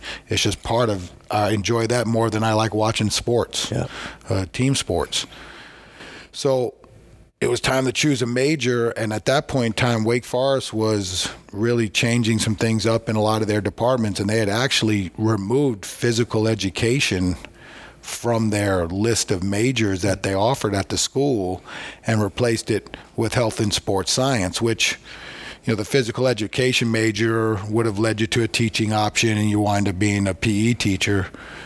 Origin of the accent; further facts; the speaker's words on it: Long Island, New York, United States; We're from Long Island